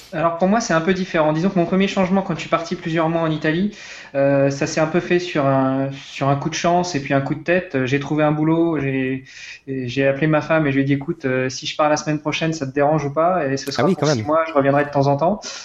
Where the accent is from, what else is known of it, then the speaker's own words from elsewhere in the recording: Rouen, Normandy, France; moved away; also born or lived in Luxembourg; je suis de Rouen